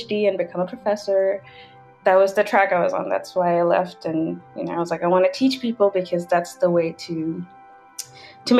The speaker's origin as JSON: {"language": "English", "country": "United Arab Emirates", "tie": "born or raised there", "moved": "yes", "said": "I grew up in United Arab Emirates. My parents are of Pakistani descent"}